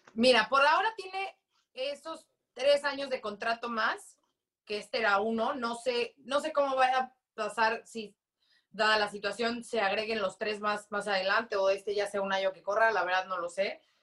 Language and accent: Spanish; Mexico; como mexicanos, como latinos